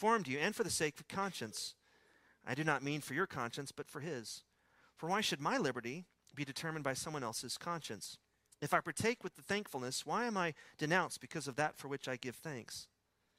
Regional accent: Midland, Texas, United States; accent: West Texas; when I was a kid growing up in Midland, Texas

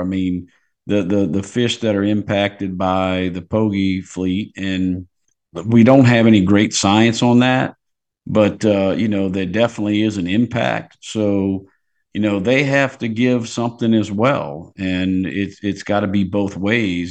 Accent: Port Sulphur, Louisiana, United States; I grew up in Port Sulphur. A lot of the captains on those boats are from Plaquemines where I grew up

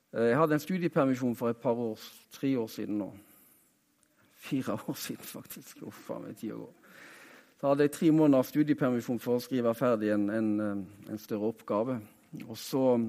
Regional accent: Haugesund, Rogaland, Norway; Jeg er jo fra Haugesund, så eh, jeg er rogalending

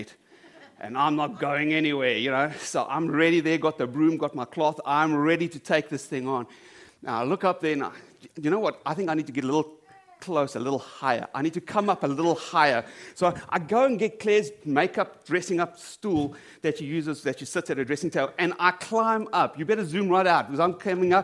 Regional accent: South Africa; moved away; I come from South Africa

